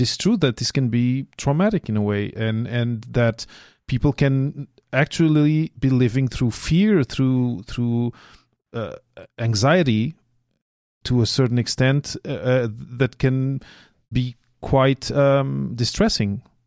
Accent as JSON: {"language": "English", "country": "Portugal", "moved": "yes", "lives_now": "Quebec, Canada", "said": "I come from Portugal originally"}